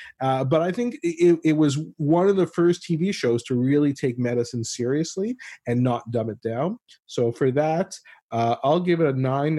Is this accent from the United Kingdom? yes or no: no; Ottawa, Ontario, Canada; she's from my hometown of Ottawa, Canada.